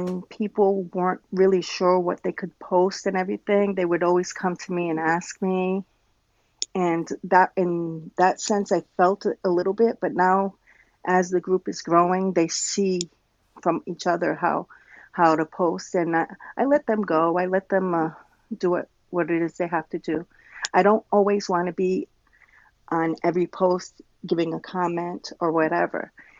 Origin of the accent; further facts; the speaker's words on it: Rhode Island, United States; now in Trois-Rivières, Canada; I grew up in, I was born in Rhode Island, and I grew up half there and here. We kept moving back and forth.